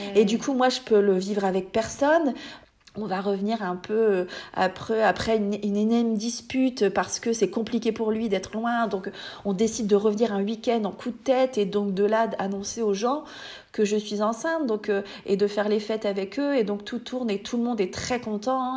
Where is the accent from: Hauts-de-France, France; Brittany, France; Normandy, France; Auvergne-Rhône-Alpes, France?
Hauts-de-France, France; accent: ch'ti; j'habite dans le nord de la France. D'ailleurs, vous allez entendre mon magnifique accent